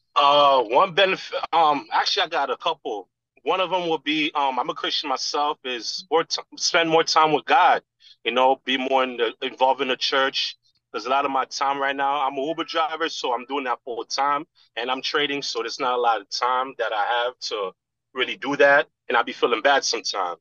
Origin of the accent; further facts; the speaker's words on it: New York, United States; now in Miami, United States; I'm from New York and for a long period of time I thought that was my world.